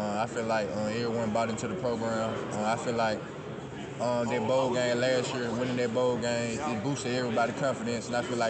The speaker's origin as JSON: {"language": "English", "town": "Greenwood", "region": "Mississippi", "country": "United States", "said": "I'm from Greenwood, Mississippi, the small town of Delta, so that's all we do down there, just play football."}